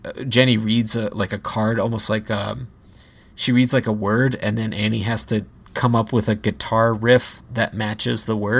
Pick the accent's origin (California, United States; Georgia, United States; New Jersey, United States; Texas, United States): New Jersey, United States; born or raised there